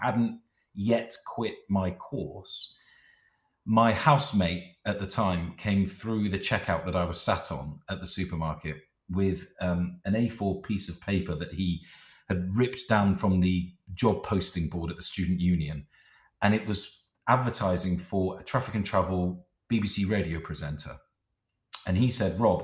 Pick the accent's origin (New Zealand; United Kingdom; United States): United Kingdom; South West England; moved away as an adult; also born or lived in Middlesbrough; I'm from the southwest of England